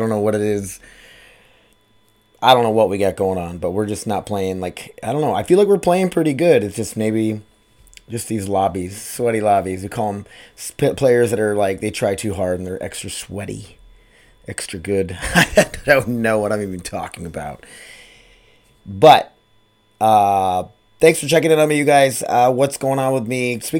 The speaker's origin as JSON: {"language": "English", "town": "Sioux Falls", "region": "South Dakota", "country": "United States", "tie": "born or raised there", "said": "We used to go to Wild Wild West growing up in Sioux Falls, South Dakota."}